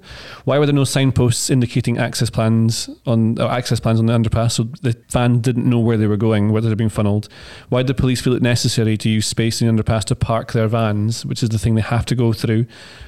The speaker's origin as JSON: {"language": "English", "region": "Scotland", "country": "United Kingdom", "said": "I get to say I'm Scottish"}